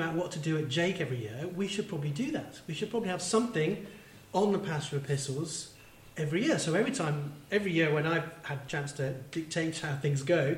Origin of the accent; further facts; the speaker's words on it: Manchester, North West England, United Kingdom; Yeah, I grew up in Manchester. Yeah, I'm originally from the northeast.